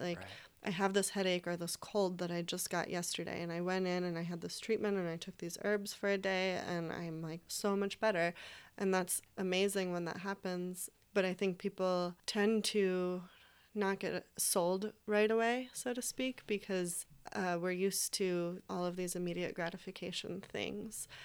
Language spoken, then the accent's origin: English; East Coast, United States; moved away as an adult; now in Portland, United States; we're all from the East Coast